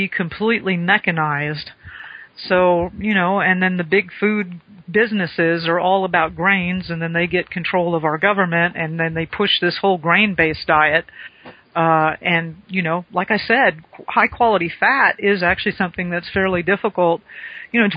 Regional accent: South Florida, United States; moved away; I grew up in South Florida, still got family

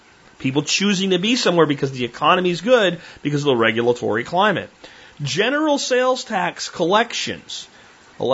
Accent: Texas, United States; Texas, my home state

